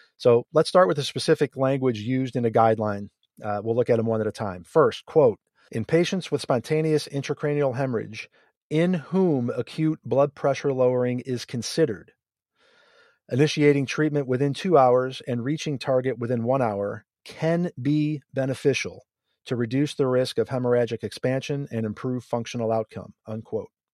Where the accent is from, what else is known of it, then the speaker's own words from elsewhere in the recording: near Buffalo, New York, United States; I grew up near Buffalo